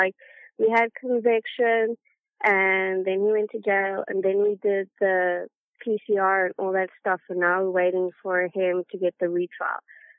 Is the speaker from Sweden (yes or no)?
no; South Africa; now in Indiana, United States; I am from South Africa, but I live in Indiana right now.